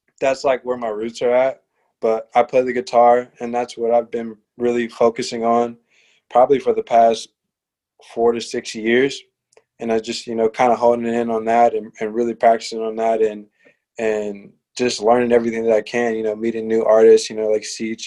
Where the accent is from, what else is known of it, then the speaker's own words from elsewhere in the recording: Fort Wayne, Indiana, United States; also born or lived in Gary, Indiana; I mostly grew up in Fort Wayne